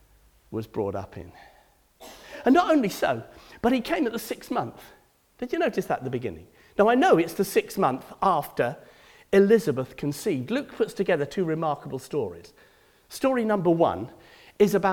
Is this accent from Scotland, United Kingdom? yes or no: no; Cardiff, Wales, United Kingdom; I come from Cardiff.